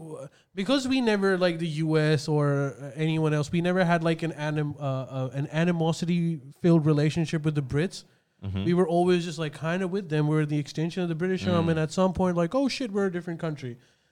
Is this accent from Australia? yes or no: yes; Australia